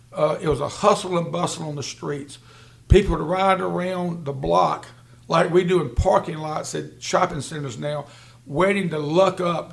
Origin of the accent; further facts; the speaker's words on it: Rocky Mount, North Carolina, United States; just a lot of great times growing up in Rocky Mount.